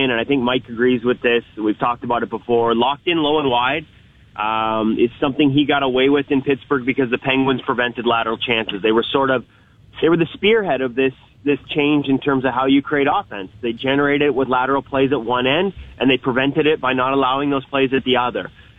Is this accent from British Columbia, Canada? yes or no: yes; Vancouver, British Columbia, Canada; I'm from Vancouver